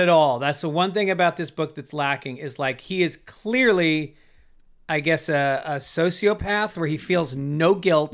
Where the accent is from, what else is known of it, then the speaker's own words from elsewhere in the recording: New York City, New York, United States; I'm from New York